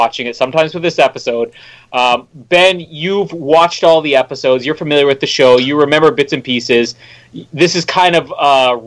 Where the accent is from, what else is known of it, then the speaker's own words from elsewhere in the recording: Winnipeg, Manitoba, Canada; my hometown here in Winnipeg